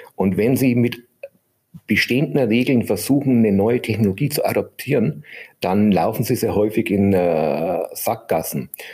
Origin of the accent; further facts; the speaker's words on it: Germany; bei uns in Deutschland